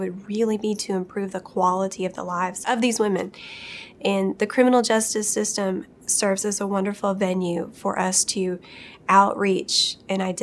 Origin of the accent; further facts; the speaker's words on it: Appalachia, United States; I'm from Appalachia.